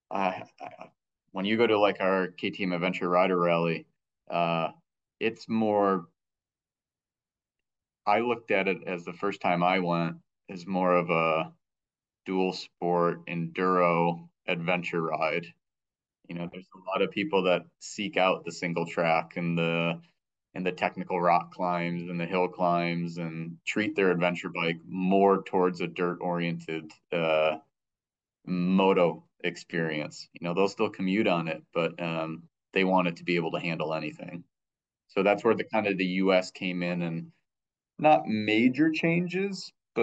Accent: Michigan, United States; I grew up in Michigan

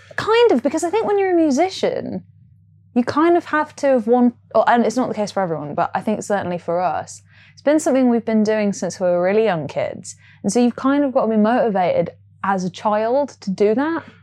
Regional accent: Nottingham, East Midlands, United Kingdom; now in London, United Kingdom; I grew up in Nottingham

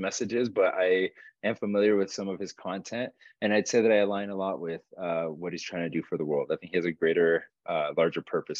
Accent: Uruguay; I was born and raised in Uruguay, South America.

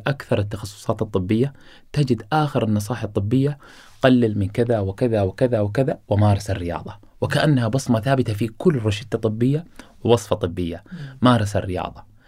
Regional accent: Qatar; أنا الآن ولدت في قطر وعايش

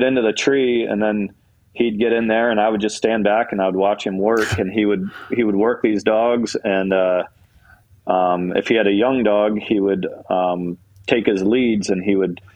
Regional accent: Towanda, Pennsylvania, United States; moved away; I'm originally from Towanda, Pennsylvania, which is northeast Pennsylvania

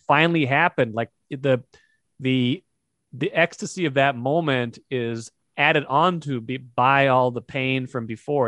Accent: North Dakota, United States; we're both from North Dakota

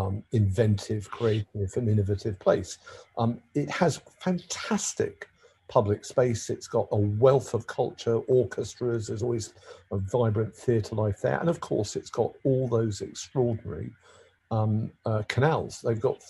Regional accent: London, United Kingdom; I am a Londoner

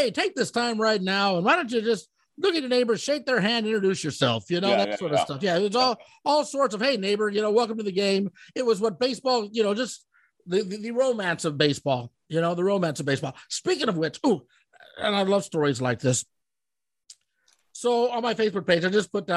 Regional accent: Omaha, Nebraska, United States; moved away; also born or lived in Colorado; that's my hometown.

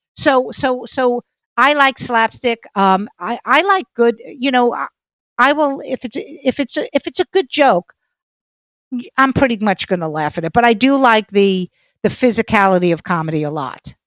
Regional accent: New York City, New York, United States; I'm from Brooklyn, so the F word is an adjective

